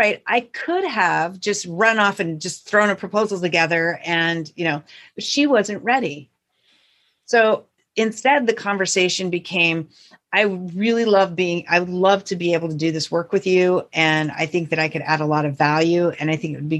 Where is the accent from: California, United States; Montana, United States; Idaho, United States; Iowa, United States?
Montana, United States; north central; the town I grew up in is a small town of about 550 people in north central Montana.